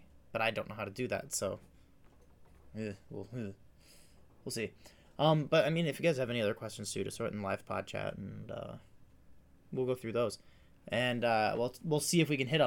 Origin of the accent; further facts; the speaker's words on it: United States; I'm American